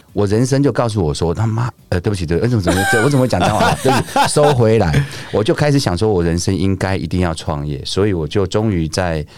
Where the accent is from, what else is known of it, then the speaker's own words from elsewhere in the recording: Taichung, Taiwan; 我是来自台中的马来西亚人。